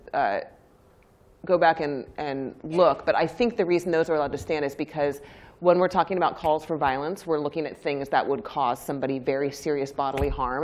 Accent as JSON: {"language": "English", "country": "United States", "said": "I'm American"}